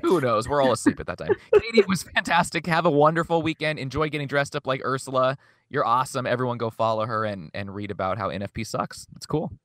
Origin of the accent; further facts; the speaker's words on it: California, United States; I'm from California